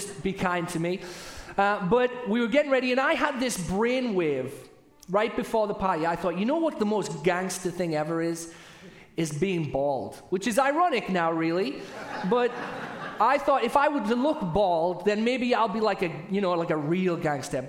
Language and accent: English; United Kingdom; accent: British; now in United States; I'm saying parties, not potties, which often happens with my British accent